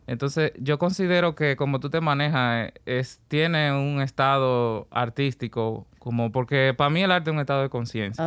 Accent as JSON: {"language": "Spanish", "region": "Puerto Plata", "country": "Dominican Republic", "said": "Vengo de Puerto Plata y a partir de los 16 años ya comienzo a obedecer un llamado artístico"}